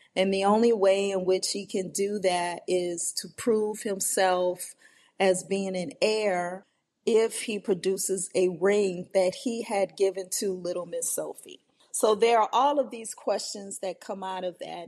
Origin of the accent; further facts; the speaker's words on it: New Orleans, Louisiana, United States; my upbringing in the New Orleans area